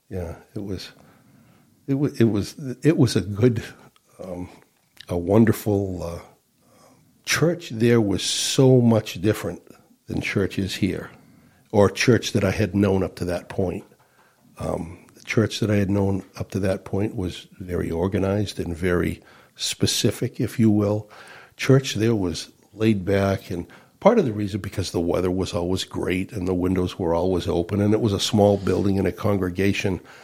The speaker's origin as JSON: {"language": "English", "town": "Rochester", "region": "New Hampshire", "country": "United States", "tie": "born or raised there", "said": "I grew up on Whitehall Road in, here in Rochester."}